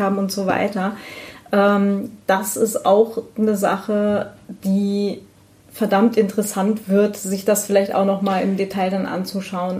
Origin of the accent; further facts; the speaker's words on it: Northern Germany, Germany; was ich für eine freie Kindheit hatte. Ja, irgendwo so in Norddeutschland am Land